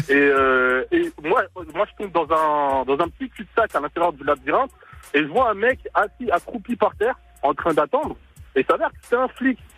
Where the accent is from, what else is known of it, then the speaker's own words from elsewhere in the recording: Sarcelles, Île-de-France, France; also born or lived in Picardie; now in Picardy, France; j'ai pas toujours vécu en Picardie, j'ai grandi à Sarcelles.